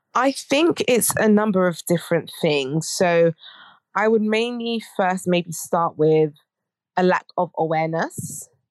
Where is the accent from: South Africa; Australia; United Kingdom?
United Kingdom; I'm a British Ghanaian academic researcher